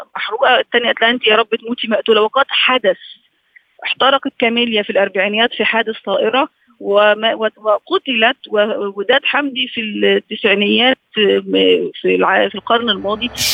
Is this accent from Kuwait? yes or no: no; Egypt; احنا عندنا في مصر